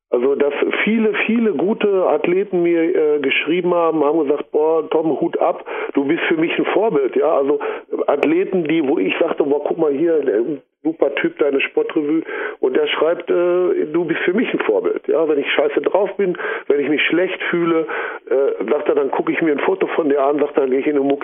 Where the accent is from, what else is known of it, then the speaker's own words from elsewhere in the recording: Recklinghausen, North Rhine-Westphalia, Germany; Ne, ich komme aus Recklinghausen.